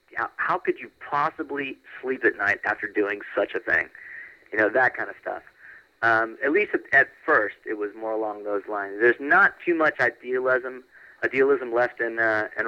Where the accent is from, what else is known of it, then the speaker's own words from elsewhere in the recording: Orlando, Florida, United States; moved away as an adult; now in Los Angeles, United States; I grew up in Orlando.